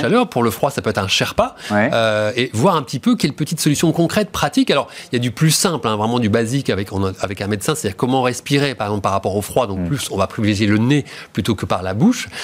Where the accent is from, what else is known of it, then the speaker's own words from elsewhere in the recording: Normandy, France; une région qui m'est chère, c'est la Normandie. Hmm. Euh, c'est une région, puisque euh, parce c'est là d'où je viens